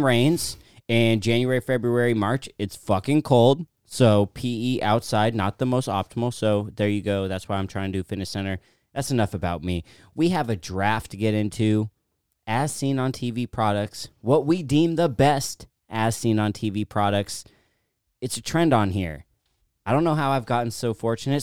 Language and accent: English; United States; I grew up in Washington, born and raised